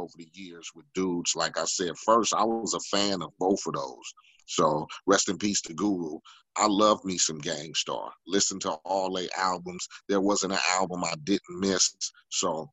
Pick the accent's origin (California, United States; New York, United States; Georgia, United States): California, United States; Compton; I came from Compton, from the block